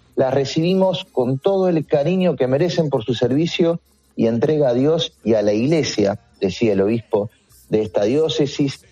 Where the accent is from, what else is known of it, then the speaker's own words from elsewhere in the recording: Argentina; en mi país